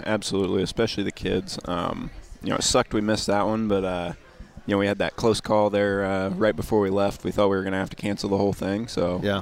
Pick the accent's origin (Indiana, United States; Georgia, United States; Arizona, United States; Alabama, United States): Indiana, United States; I'm from Indiana, so growing up, there was obviously basketball every winter